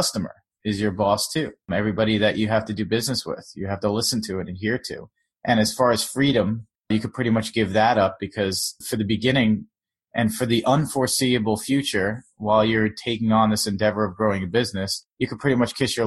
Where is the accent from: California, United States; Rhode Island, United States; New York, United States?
New York, United States; Long Island; also born or lived in South Florida; now in New York City, United States; I'm from New York. I'm sort of bridge and tunnel. I'm from Long Island, but I've lived in the city pretty much my whole adult life